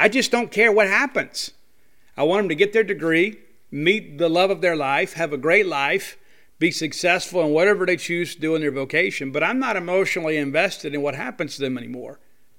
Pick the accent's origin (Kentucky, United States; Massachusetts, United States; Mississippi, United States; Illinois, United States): Mississippi, United States; Columbia; also born or lived in Canton, Mississippi / Natchitoches, Louisiana / Lafayette, Louisiana / Baton Rouge, Louisiana; I lived in Louisiana for a long time. I was born in Canton, Mississippi, raised in Columbia.